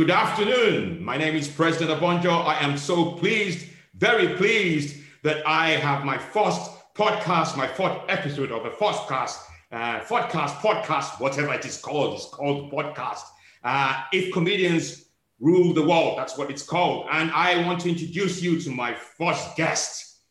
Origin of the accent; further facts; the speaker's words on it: Scotland, United Kingdom; You have made an assumption that I'm from Africa. I'm from Scotland, man.